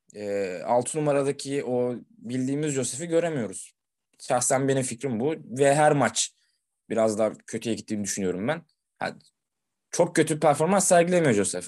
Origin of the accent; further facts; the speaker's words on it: Sakarya, Turkey; Kendi memleketimin takımı